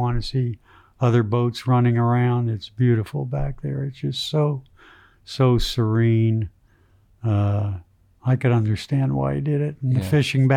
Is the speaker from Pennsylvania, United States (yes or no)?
yes; Wilkes-Barre, Pennsylvania, United States; I'm from Wilkes-Barre area, Pennsylvania